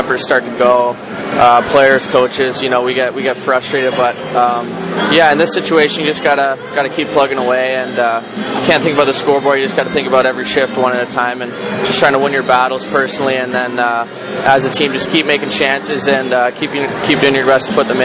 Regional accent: London, Ontario, Canada; Being from London, the hometown team was obviously the London Knights

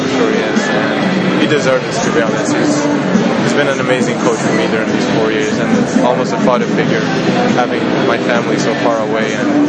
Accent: Sweden; moved away as an adult; now in North Andover, United States; I'm from Sweden

